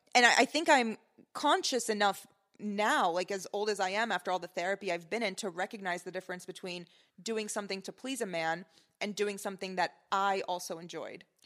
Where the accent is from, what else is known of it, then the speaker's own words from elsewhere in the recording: Lebanon; moved away; my relationship with my home country